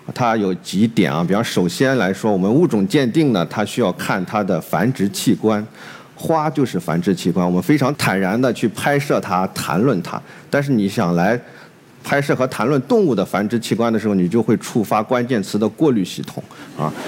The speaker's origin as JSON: {"language": "Chinese", "region": "Shandong", "country": "China", "tie": "born or raised there", "also_born_or_lived": "Qingdao", "moved": "as an adult", "lives_now": "Hangzhou, China", "said": "我在山东长大"}